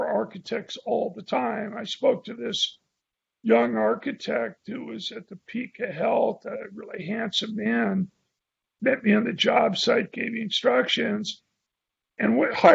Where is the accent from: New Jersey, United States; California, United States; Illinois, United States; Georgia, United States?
California, United States; San Francisco; I was from San Francisco